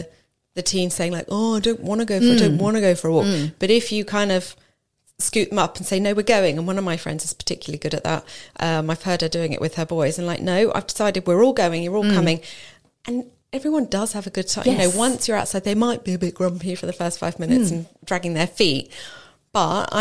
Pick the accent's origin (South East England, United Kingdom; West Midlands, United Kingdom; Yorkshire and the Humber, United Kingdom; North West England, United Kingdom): South East England, United Kingdom; Marlow; I grew up in Marlow